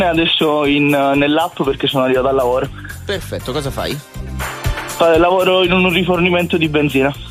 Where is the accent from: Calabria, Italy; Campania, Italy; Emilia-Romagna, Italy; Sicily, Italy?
Sicily, Italy; now in Milan, Italy; sono siciliano siciliano.